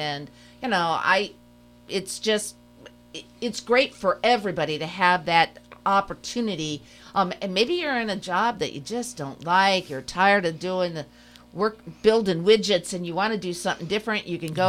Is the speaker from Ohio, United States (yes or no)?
yes; Van Wert, Ohio, United States; I'm a Buckeye, too. I was born in Van Wert, Ohio.